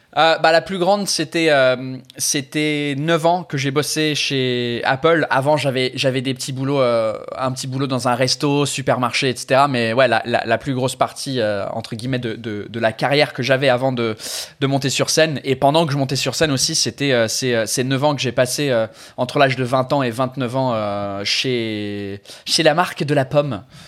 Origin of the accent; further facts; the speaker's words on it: England, United Kingdom; French is a second language; moved away as an adult; now in France; je suis anglais